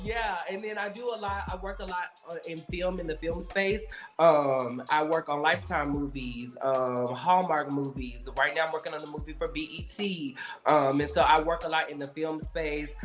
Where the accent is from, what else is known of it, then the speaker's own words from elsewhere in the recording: right outside of Memphis, Tennessee, United States; moved away as an adult; also born or lived in Nashville, Tennessee; now in Los Angeles, United States; Originally, I'm from Tennessee. Um, okay. I grew up in right outside of Memphis, Tennessee